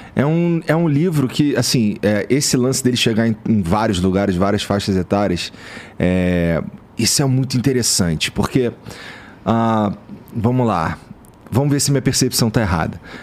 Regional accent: Rio de Janeiro, Brazil; moved away; eu vim lá da Zona Norte do Rio de Janeiro, a região pobre e tal, é perto ali da favela da Mangueira, do Jacarezinho

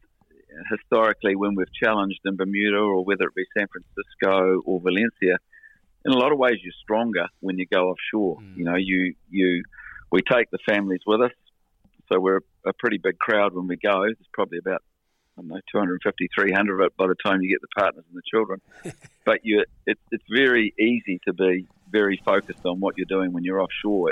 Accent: New Zealand; we're all Kiwis, and we all sail in New Zealand. We're all from New Zealand

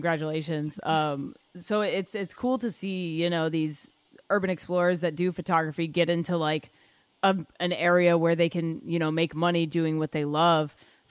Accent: Dubai, United Arab Emirates; So I grew up in Dubai. I studied film there.

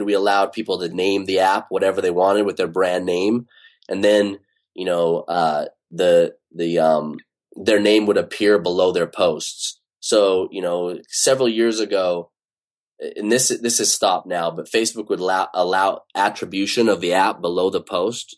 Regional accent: Utah, United States; now in Bay Area, United States; I grew up in Utah

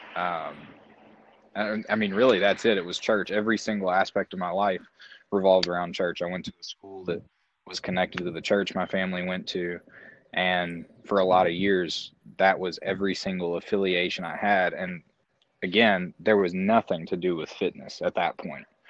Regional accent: Larue County, Kentucky, United States; I grew up in Larue County

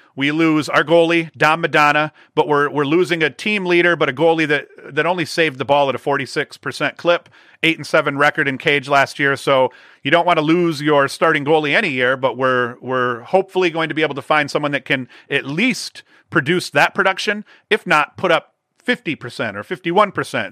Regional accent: Vestal, New York, United States; my hometown, uh, Vestal here

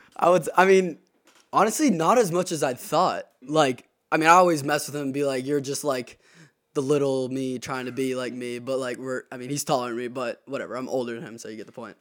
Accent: Charleston, South Carolina, United States; I'm from Charleston, South Carolina

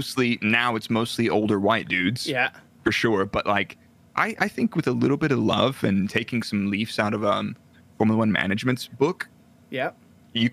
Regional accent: Dallas, Texas, United States; moved away as an adult; I grew up in Dallas, Texas

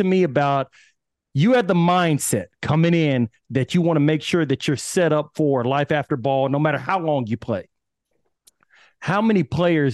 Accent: Austin, Texas, United States; I'm from Austin, Texas

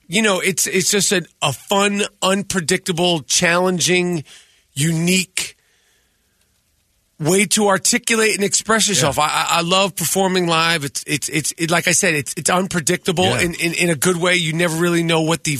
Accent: New York, United States; I'm from New York

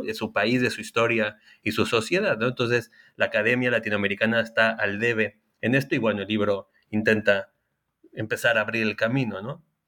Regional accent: Mexico; now in Chile; principalmente en México, país de donde yo soy, y también en Chile, país en el que vivo

